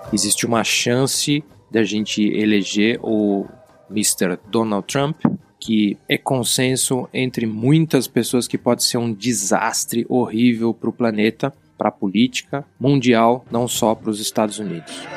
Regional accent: Brazil; eu, que sou brasileiro

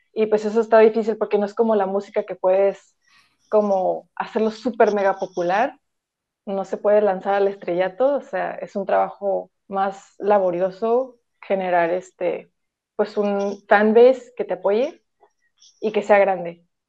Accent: Tijuana, Baja California, Mexico; tengo 22 años y soy de Tijuana

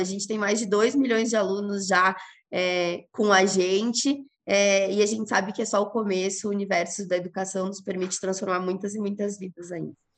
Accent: Rio Grande do Sul, Brazil; moved away; Sou gaúcha, mas já faz um tempo que não moro no Rio Grande do Sul

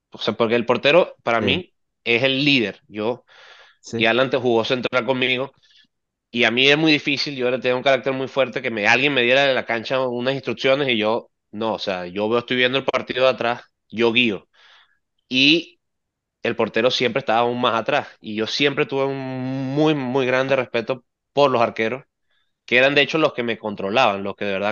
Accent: Venezuela; yo soy surdo y venezolano.

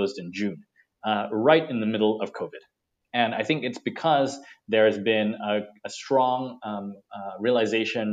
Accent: Singapore; I sit in Singapore and like yourself, I'm Singaporean

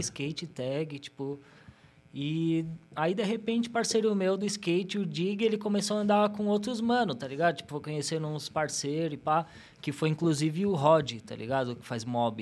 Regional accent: São Paulo, Brazil; eu nasci no Hospital Zona Leste, nascido e criado lá na Vila Formosa, Vila em Formosa. São Paulo, né, Zona Leste

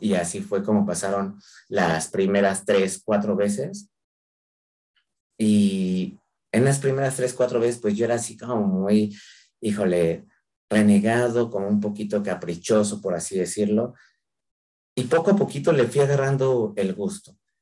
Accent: Mexico

